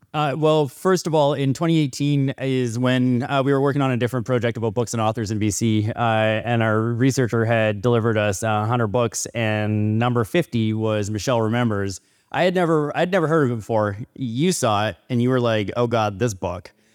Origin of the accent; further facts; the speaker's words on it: Northern BC, British Columbia, Canada; I'm from Northern B C, and growing up